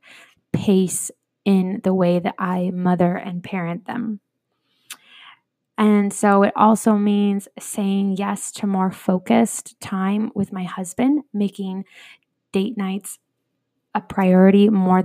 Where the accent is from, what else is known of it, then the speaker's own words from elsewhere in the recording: Iowa, United States; also born or lived in California / Phoenix metro area; now in Phoenix, United States; I was born in California, raised in Iowa